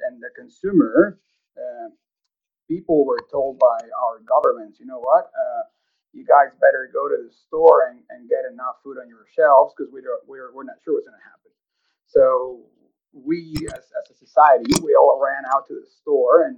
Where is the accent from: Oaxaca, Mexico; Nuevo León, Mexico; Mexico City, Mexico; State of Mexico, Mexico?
Nuevo León, Mexico; Monterrey; moved away as an adult; also born or lived in Amarillo, Texas / Kansas; now in Okotoks, Canada; I was born and raised in Monterrey, Mexico.